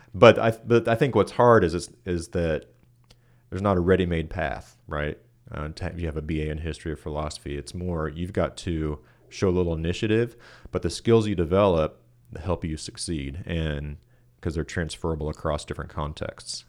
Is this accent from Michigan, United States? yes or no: no; Kansas City, Kansas, United States; moved away as an adult; also born or lived in Boulder, Colorado; now in Richmond, Kentucky, United States; I uh, grew up in Kansas City on the Kansas side uh, of town. Um, so yeah, my whole life grew up there